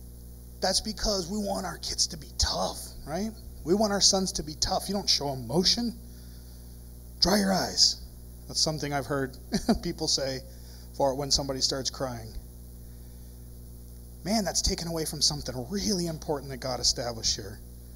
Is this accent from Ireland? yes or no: yes; Ireland; Now, I'm Irish. We got a lot of weird traditions.